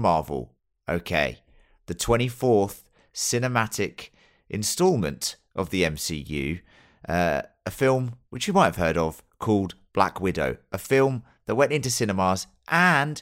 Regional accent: England, United Kingdom; being English

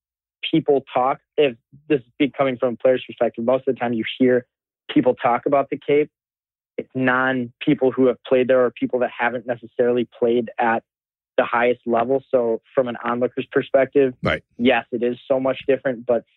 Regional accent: New York, United States; I'm from New York.

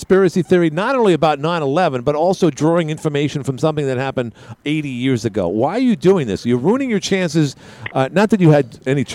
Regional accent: New York City, New York, United States; as a New Yorker

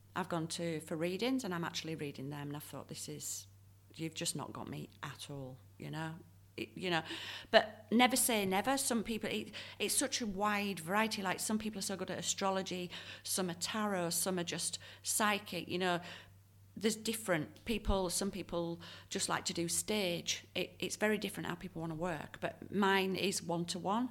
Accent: Leeds, Yorkshire and the Humber, United Kingdom; now in Perth, Australia; when I grew up in Leeds

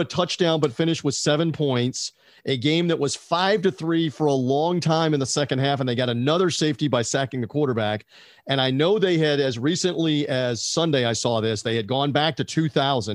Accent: United States; We're an American

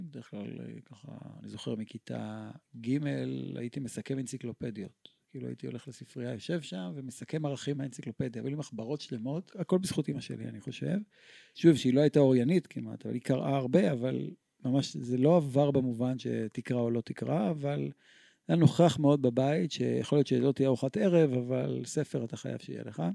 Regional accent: Tel Aviv, Tel Aviv District, Israel; אנחנו גדלנו בכל העולם שלנו. אני זוכר את המצעדים הצבאיים שהיו ברחובו, ברחובות בתל אביב

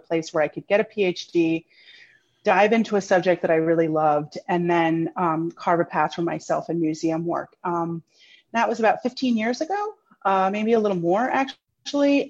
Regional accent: New York City, New York, United States; moved away as an adult; now in Lehigh Valley, United States; I am originally from New York, born and raised

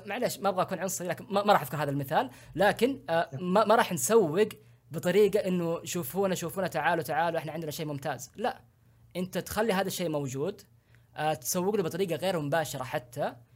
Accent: Saudi Arabia; عندنا في السعوديه

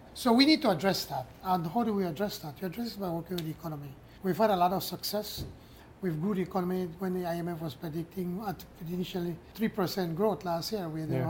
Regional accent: Belize; first language Spanish; English is a second language

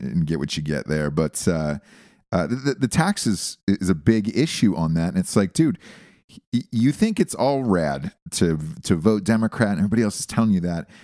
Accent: United States

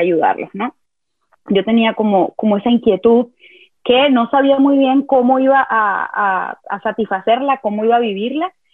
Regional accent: Venezuela; yo nací y crecí en Venezuela

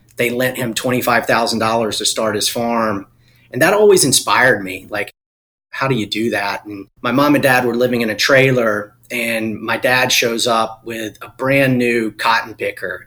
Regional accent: Eastern North Carolina, United States; I was born and raised in Eastern North Carolina. I'm a farm boy.

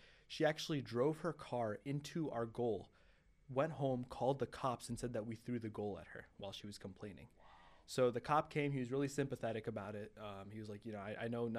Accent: Michigan, United States; I was born in Michigan

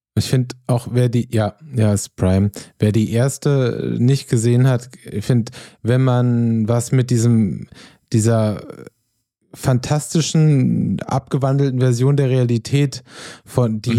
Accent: Germany; als Deutscher

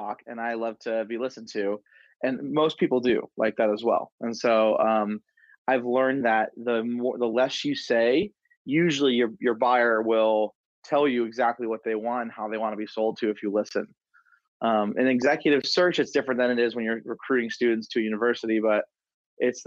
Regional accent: Detroit, Michigan, United States; also born or lived in Denver, Colorado / Grand Rapids, Michigan; moved from Denver back to Michigan, where I'm from the Detroit area, but I wanted to live in Grand Rapids.

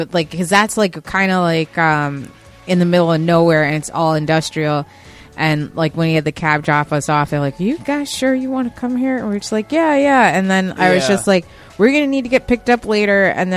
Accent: Yonkers, New York, United States; I'm from Yonkers

